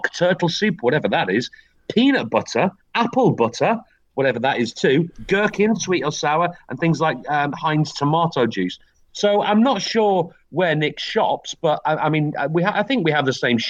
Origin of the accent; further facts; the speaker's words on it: Wigan, North West England, United Kingdom; moved away; The town that I grew up in, Wigan, has a massive, massive factory